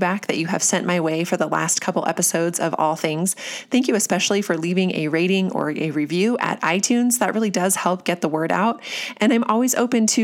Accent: United States; us as Americans

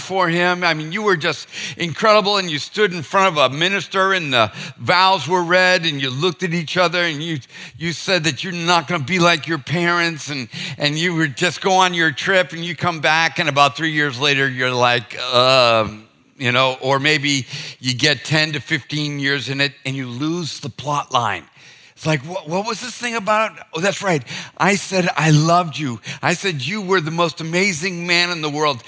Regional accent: Boston, Massachusetts, United States; now in Charleston, United States; I'm from Boston

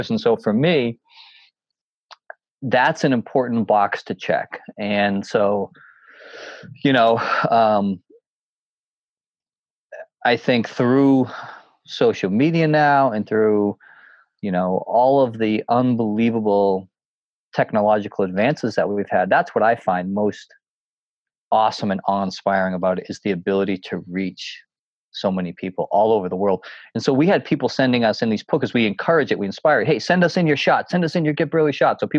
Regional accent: New Hampshire, United States; And I always did it as a young kid when I would hike these mountains, growing up in the White Mountains, doing all these, you know, the presidential peaks

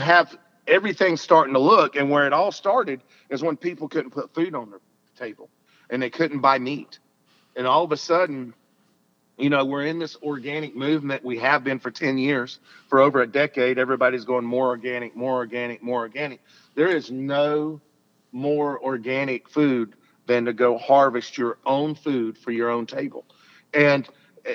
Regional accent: Alabama, United States; I'm a Southern boy. I'm from Alabama

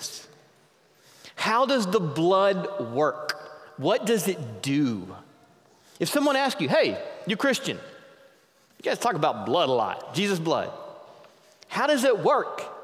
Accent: the South, United States; moved away; I grew up in the South, where my dad's favorite song was

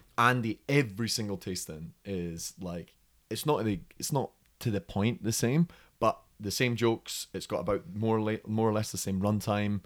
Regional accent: Scotland, United Kingdom; moved away as an adult; now in United States; I came from Scotland

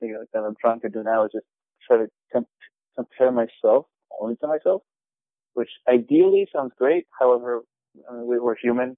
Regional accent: New York, United States; also born or lived in New Jersey; I was born in Jersey, and I moved to New York when I was about 1 year old. So

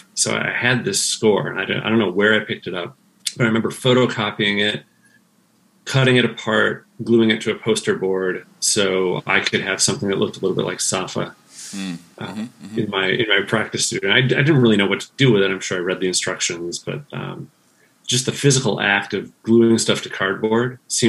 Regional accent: Midwest, United States; also born or lived in California / Madison, Wisconsin / Chicago suburbs / Dubuque, Iowa; Midwestern United States. I was born in California, but we soon moved to Madison, Wisconsin, and then lived in the Chicago suburbs. And then moved to Dubuque, Iowa.

